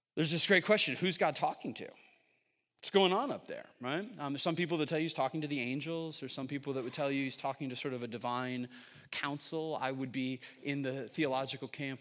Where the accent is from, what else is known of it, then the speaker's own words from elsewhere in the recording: Syracuse, New York, United States; moved away as an adult; now in Northern Virginia, United States; I'm from Syracuse, New York